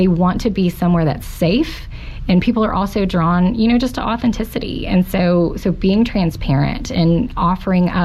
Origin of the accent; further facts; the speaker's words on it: Fort Gibson, Oklahoma, United States; I grew up in Fort Gibson.